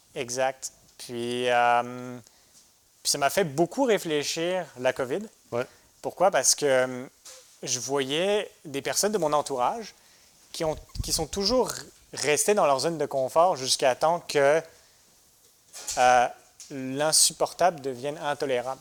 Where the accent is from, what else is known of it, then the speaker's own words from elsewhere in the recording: France; moved away as an adult; also born or lived in United States; now in Quebec, Canada; je suis né en France